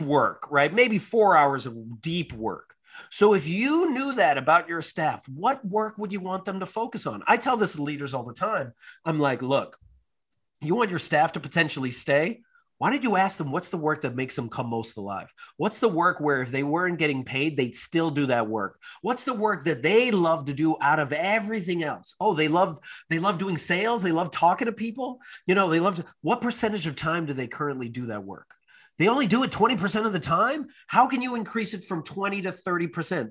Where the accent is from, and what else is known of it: United States